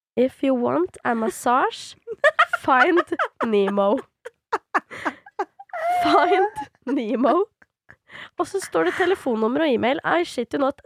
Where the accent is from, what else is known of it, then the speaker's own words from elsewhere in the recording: Svelvik, Buskerud, Norway; also born or lived in Drammen; nå er jo ikke jeg originalt fra Drammen heller, jeg er jo fra Svelvik